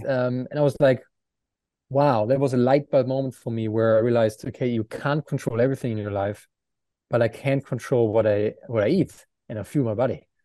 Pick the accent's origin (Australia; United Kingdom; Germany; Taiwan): Germany; Aachen, North Rhine-Westphalia; English is a second language; moved away as an adult; Aachen, my hometown